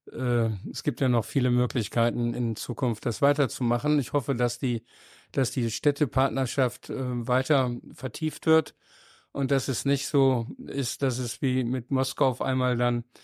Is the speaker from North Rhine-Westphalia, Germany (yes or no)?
yes; Düsseldorf, North Rhine-Westphalia, Germany; Und als Düsseldorfer ist natürlich auch interessant, wie ist es mit Musik?